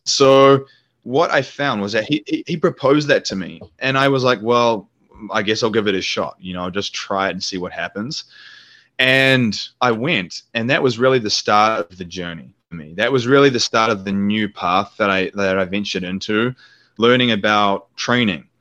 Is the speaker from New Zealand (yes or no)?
yes; New Zealand; moved away; New Zealand, which is my home country